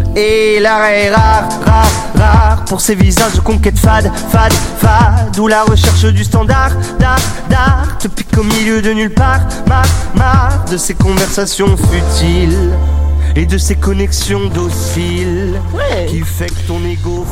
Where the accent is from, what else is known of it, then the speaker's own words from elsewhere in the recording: France; je suis française